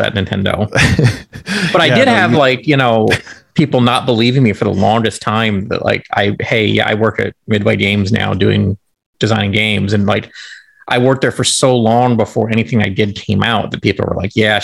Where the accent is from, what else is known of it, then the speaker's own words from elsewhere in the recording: Nebraska, United States; growing up in Nebraska